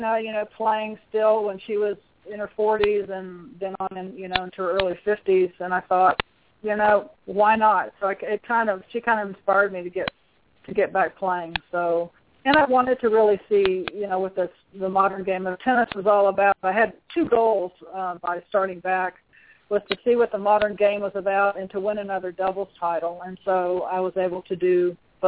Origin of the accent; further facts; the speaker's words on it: Dallas, Texas, United States; Born and raised in Dallas